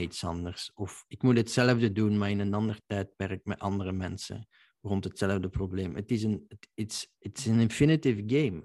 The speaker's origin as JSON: {"language": "Dutch", "country": "Belgium", "said": "als Belg"}